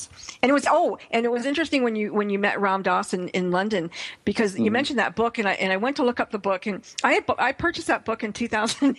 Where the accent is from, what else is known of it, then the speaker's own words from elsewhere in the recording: Austria; I was born in Austria in 1957